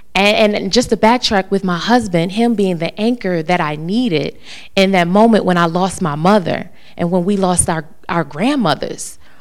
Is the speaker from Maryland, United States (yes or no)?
yes; Maryland, United States; moved away as an adult; now in North Carolina, United States; I'm originally from Maryland, coming to North Carolina